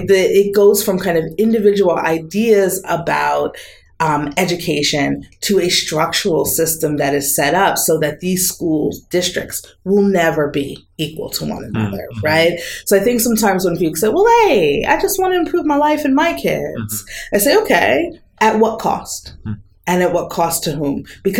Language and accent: English; East Coast, United States; these places that were so different from where I was growing up on the East Coast of the U.S.